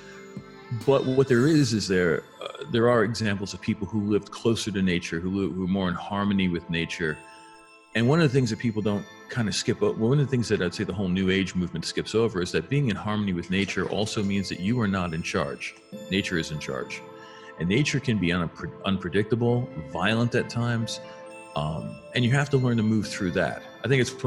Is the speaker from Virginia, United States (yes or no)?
no; Long Island, New York, United States; moved away as an adult; now in Colorado, United States; I grew up on Long Island, which is in New York, and spent a lot of my time on, you know, I'd say the first 35 years of my life on the East Coast before moving to the West